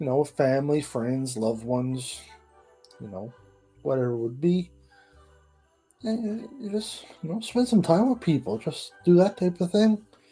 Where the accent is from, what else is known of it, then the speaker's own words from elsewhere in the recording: Port Union, Newfoundland and Labrador, Canada; moved away as an adult; I'm from Newfoundland, Port Union, Newfoundland.